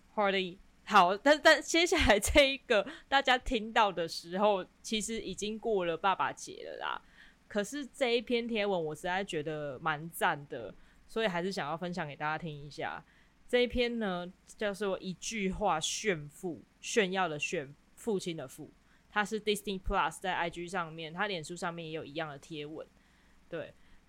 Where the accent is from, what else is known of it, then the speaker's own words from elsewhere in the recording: Kaohsiung, Taiwan; 我是高雄人